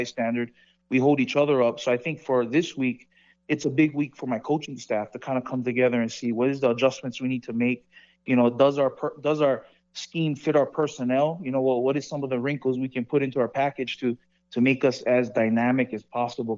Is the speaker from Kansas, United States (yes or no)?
no; Hawaii, United States; moved away as an adult; now in Las Vegas, United States; I'm from Hawaii. You know, I wear my culture on my sleeve, and I'm proud where I'm from